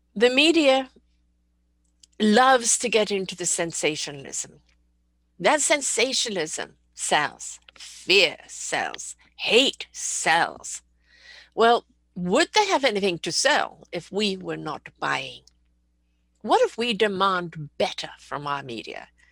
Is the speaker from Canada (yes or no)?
no; United Kingdom; I'm a British person